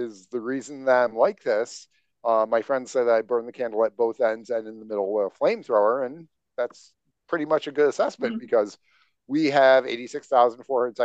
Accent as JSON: {"language": "English", "region": "upstate New York", "country": "United States", "tie": "born or raised there", "said": "Grew up in farm country in upstate New York"}